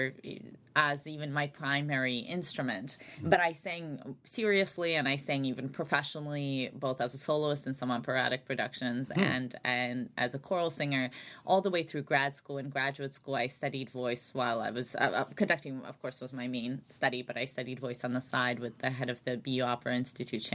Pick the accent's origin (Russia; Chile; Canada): Russia; Saint Petersburg; also born or lived in Albany area, New York, United States; now in Chicago, United States; I grew up largely in St. Petersburg, Russia, and then my family immigrated to the United States, so upstate New York, the Albany area.